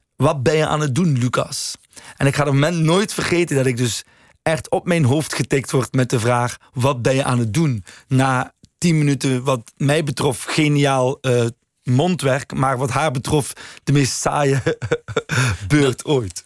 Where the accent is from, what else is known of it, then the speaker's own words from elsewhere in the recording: West Flanders, Belgium; moved away; also born or lived in Leuven; West-Vlaanderen waar ik vandaan kom